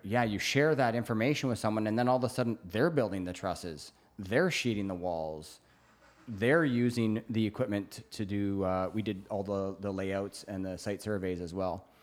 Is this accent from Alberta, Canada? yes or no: no; Brantford, Ontario, Canada; now in British Columbia, Canada; I'm from Brantford, Hamilton area, Burlington